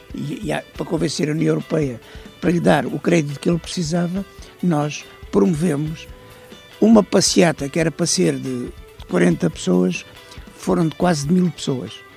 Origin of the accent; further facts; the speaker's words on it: Algarve, Portugal; moved away; also born or lived in Sesimbra; Eu sou oriundo do Algarve, vivia em Sesimbra